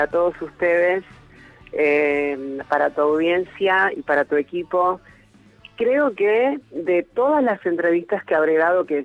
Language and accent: Spanish; Hurlingham, Buenos Aires Province, Argentina; ahora estoy en la casa familiar, acá en Hurlingham, es eh, al, hacia el oeste, digamos, de lo que es el AMBA, ¿no?